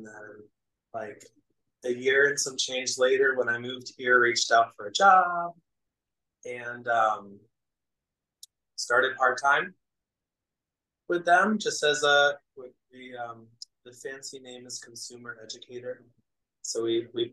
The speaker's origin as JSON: {"language": "English", "region": "New Hampshire", "country": "United States", "tie": "born or raised there", "also_born_or_lived": "Philadelphia, Pennsylvania", "moved": "yes", "lives_now": "Rochester, United States", "said": "I'm originally from New Hampshire. So I grew up in the Northeast."}